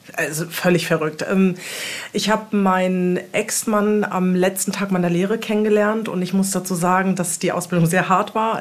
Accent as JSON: {"language": "German", "town": "Wiesbaden", "region": "Hesse", "country": "Germany", "tie": "born or raised there", "also_born_or_lived": "Hamburg, Germany", "moved": "as an adult", "lives_now": "Portugal"}